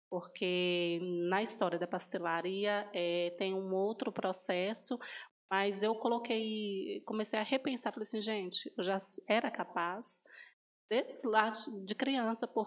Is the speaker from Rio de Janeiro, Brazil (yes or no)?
no; Bocaiúva, Minas Gerais, Brazil; now in Sete Lagoas, Brazil; eu não sou de Sete Lagoas, sou de Bocaiúva, norte de Minas Gerais, mas já tenho 10 anos que eu moro aqui em Sete Lagoas.